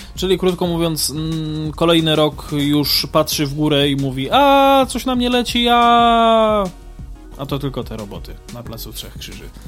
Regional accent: Kraków, Lesser Poland, Poland; my jesteśmy z Krakowa

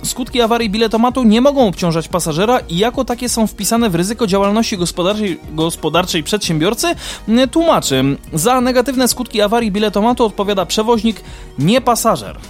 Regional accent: Kraków, Lesser Poland, Poland; u nas w Krakowie

